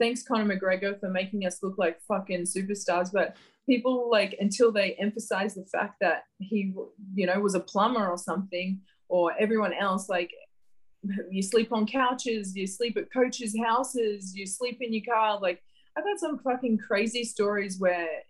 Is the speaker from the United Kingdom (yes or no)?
no; Gladstone, Queensland, Australia; I grew up in a small town called Gladstone, central Queensland